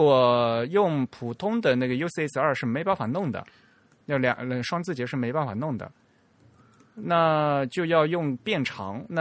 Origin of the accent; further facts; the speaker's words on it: China; 那对我们中国人来讲是比较浪费。